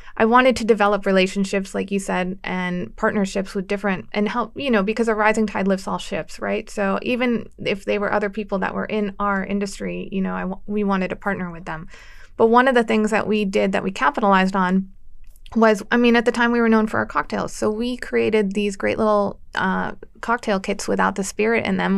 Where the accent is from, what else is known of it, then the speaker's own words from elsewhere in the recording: Erie, Pennsylvania, United States; also born or lived in Washington, D.C.; I grew up in Erie